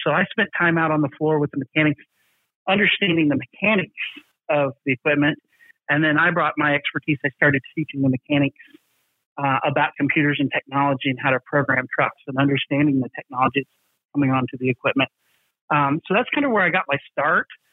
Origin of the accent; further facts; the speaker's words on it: the South, United States; I'm from the South